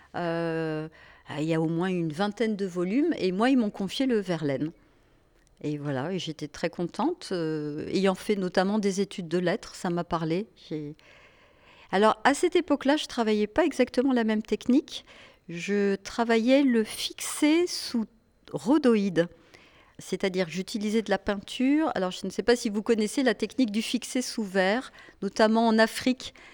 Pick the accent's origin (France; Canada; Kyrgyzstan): France; Annecy, Auvergne-Rhône-Alpes; moved away; also born or lived in Paris; je viens d'Annecy